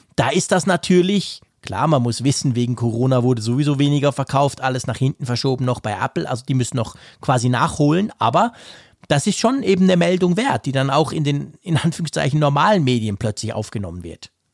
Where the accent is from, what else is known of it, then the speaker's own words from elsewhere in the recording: Switzerland; accent: Swiss German; Ich bin ja gefälligst ein Schweizer, der Schweizerdeutsch spricht